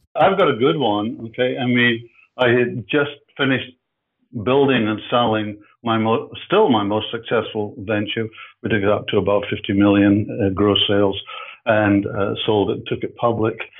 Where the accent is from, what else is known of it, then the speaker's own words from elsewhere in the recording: Edinburgh, Scotland, United Kingdom; moved away as an adult; now in Canada; I'm from Edinburgh, I'm from, so I'm from Scotland